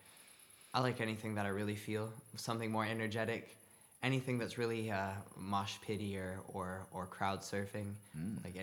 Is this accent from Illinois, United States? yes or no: no; Santa Cruz, California, United States; now in Berlin, Germany; I'm from Santa Cruz, California